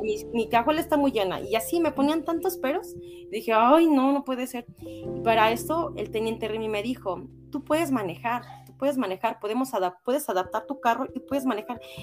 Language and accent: Spanish; Cardonal, Hidalgo, Mexico; also born or lived in Pachuca; Mejor me regreso a mi pueblo a vivir aquí en el DECA Cardonal con mi papá